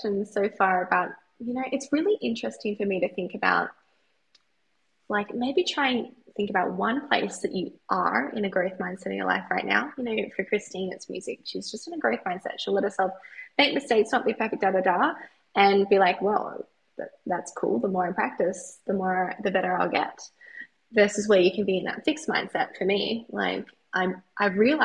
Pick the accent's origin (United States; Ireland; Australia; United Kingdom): Australia; I'm an Australian cheerleader